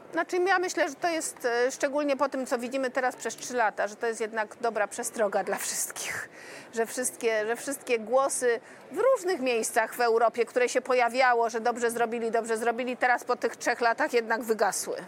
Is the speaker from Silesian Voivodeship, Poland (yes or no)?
yes; Silesian Voivodeship, Poland; Jestem ślązaczką polską i europejską